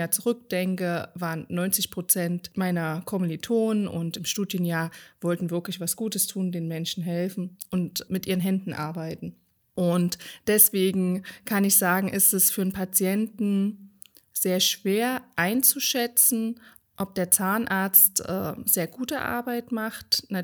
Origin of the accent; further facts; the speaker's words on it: Rhön, Germany; Schwarze Schafe ist natürlich ein harter Begriff, weil wir kommen ja aus der Rhön und das Rhönschaf hat einen schwarzen Kopf